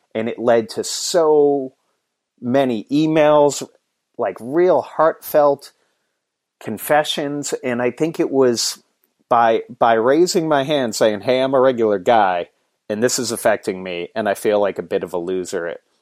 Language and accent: English; Boston, Massachusetts, United States; I grew up in Boston, actually, it, but I live about an hour north of the city now